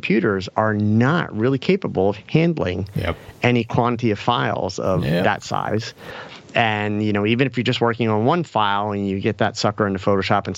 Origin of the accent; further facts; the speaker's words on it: Philadelphia, Pennsylvania, United States; now in Lehigh Valley, United States; I'm from Philly